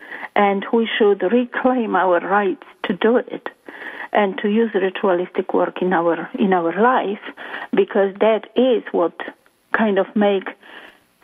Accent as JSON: {"language": "English", "country": "Poland", "second_language": "English", "moved": "as an adult", "lives_now": "Toronto, Canada", "said": "about 22 years ago, I came to Canada from Poland searching for, I guess, my place in life."}